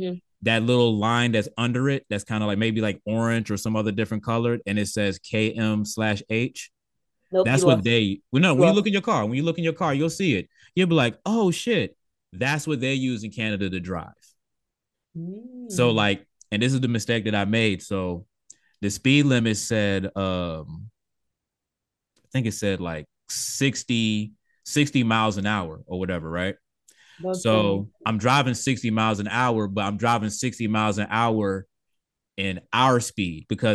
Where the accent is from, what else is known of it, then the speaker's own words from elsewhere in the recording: United States; because it's like we're American.